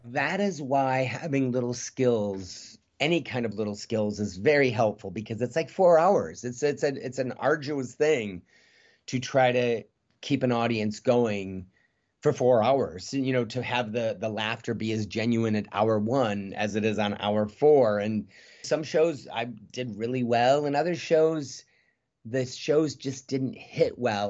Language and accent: English; Midwest, United States; moved away as an adult; now in North Hollywood, United States; I'm a kid from the Midwest